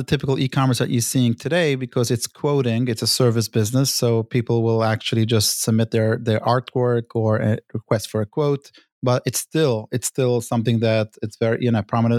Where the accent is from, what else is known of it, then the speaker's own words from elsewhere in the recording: New York City, New York, United States; Brooklyn, New York.